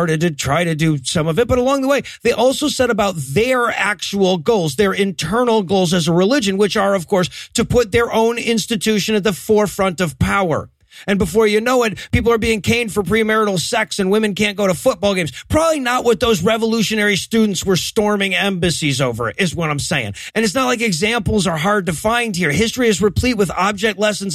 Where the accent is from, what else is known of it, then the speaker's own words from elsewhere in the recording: United States; as an American